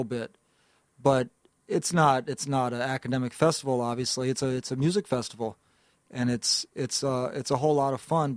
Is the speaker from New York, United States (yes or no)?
yes; New York City, New York, United States; I'm from Greenwich Village, originally in the West Village there in Manhattan, and I was growing up going to high school in the mid-late 1990s there